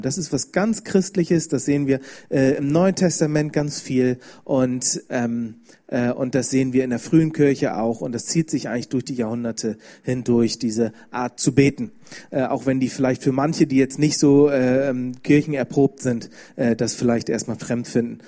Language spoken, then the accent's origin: German; Bremen, Germany; ich bin aus Bremen, habe ich schon gesagt, ich bin in einer christlichen Familie aufgewachsen